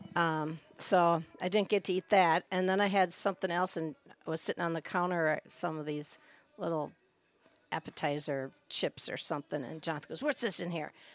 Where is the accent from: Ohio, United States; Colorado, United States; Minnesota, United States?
Minnesota, United States; Minneapolis; also born or lived in North Shore of Chicago, Illinois; now in Green Lake, United States; I grew up in, well, was raised, born in Minneapolis, Minnesota, then we transferred to the North Shore of Chicago